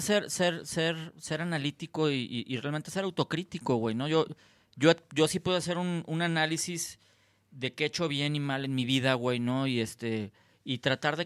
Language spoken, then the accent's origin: Spanish; Guadalajara, Jalisco, Mexico; moved away as an adult; now in Los Cabos, Mexico; yo ya no soy tapatío, soy, soy, soy cabeño